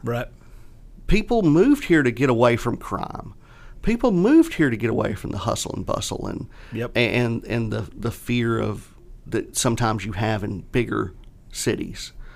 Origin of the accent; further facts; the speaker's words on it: Catawba / Leslie, near Rock Hill, South Carolina, United States; I'm a kid from Catawba Leslie. Yep. Um, you know, going to Rock Hill High